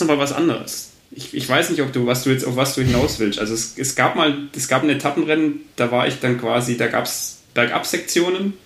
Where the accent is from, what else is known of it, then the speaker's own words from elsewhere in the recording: Albstadt, Baden-Württemberg, Germany; aufgewachsen in Albstadt in der Mountainbike-Hochburg